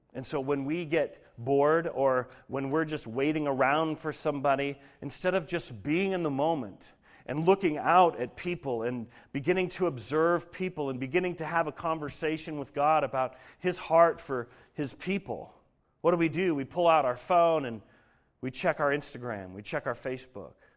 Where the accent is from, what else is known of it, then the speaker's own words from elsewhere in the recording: Denver, Colorado, United States; moved away; I grew up in Denver